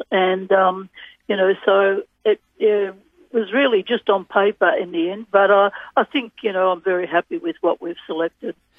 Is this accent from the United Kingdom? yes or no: no; Australia; being an Australian